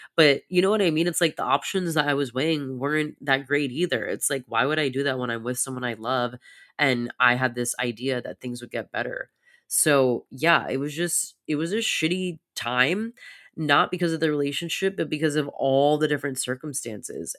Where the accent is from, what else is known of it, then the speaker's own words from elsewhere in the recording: United States; growing up in very hustle culture of America